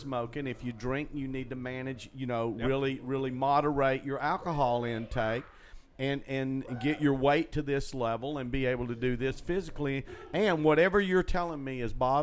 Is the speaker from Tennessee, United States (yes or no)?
yes; Chattanooga, Tennessee, United States; growing up where I grew up in Chattanooga